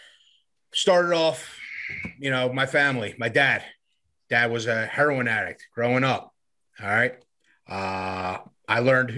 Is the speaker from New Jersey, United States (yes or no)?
yes; Camden, New Jersey, United States; It was just me and my mom growing up. Poor neighborhood. One light signal away from Camden, New Jersey. I was born in Camden. And I grew up in a poor neighborhood